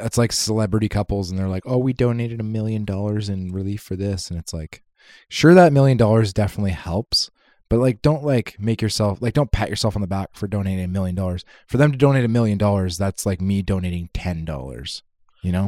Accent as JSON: {"language": "English", "country": "Canada", "said": "I'm a Canadian."}